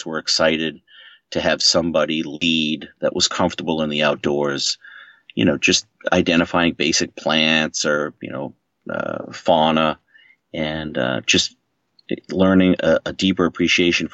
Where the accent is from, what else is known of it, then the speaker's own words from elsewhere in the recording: Maine, United States; moved away as an adult; now in Boston, United States; I grew up in Maine